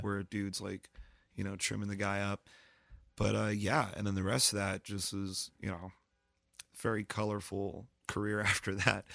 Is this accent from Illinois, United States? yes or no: no; Lancaster, Pennsylvania, United States; also born or lived in Brooklyn, New York; when I moved from Brooklyn to Lancaster